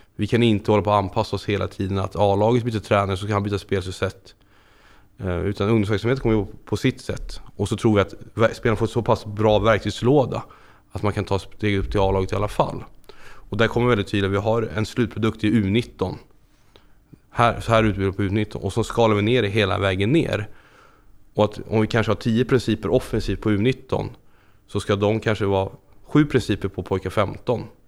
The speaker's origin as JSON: {"language": "Swedish", "town": "Stockholm", "region": "Stockholm County", "country": "Sweden", "tie": "born or raised there", "moved": "as an adult", "lives_now": "Landskrona, Sweden", "said": "uppvuxen i Stockholm, norra förorterna, längst ut på blåa linjen"}